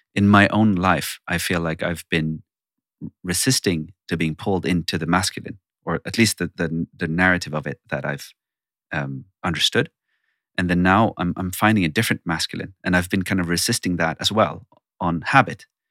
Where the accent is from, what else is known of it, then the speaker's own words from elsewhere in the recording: Sweden; I'm born and raised in Sweden